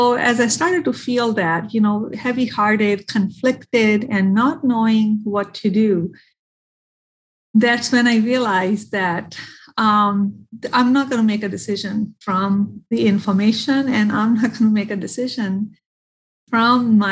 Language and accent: English; India; now in Michigan, United States; I am from India. I have family in India